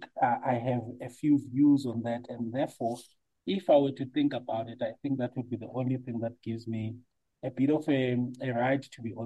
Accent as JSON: {"language": "English", "town": "Johannesburg", "region": "Gauteng", "country": "South Africa", "tie": "born or raised there", "also_born_or_lived": "Soweto", "said": "I was born in Soweto, but grew up in a place called Orange Farm in the south of Johannesburg"}